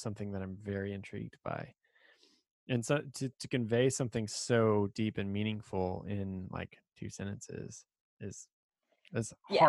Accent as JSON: {"language": "English", "region": "Texas", "country": "United States", "tie": "born or raised there", "said": "growing up in Texas"}